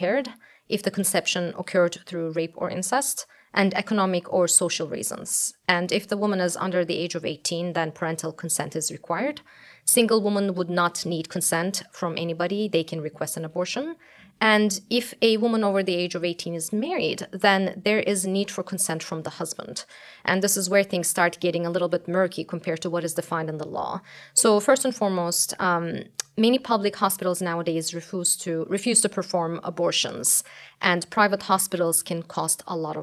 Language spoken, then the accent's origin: English; Turkey; moved away as an adult; also born or lived in United States / Canada; now in Denmark; I was born in the United States. I grew up in Turkey. I spent most of my adult life in Canada